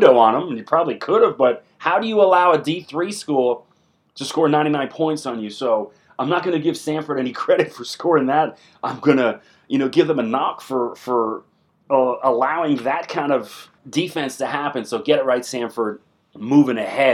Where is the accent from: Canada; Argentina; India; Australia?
Canada; I'm Canadian. I'm not American